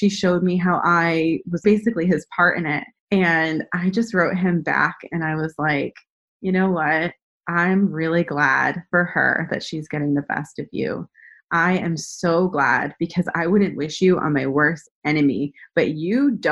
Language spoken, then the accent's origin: English; New Hampshire, United States; also born or lived in San Diego; now in Charlotte, United States; I grew up in New Hampshire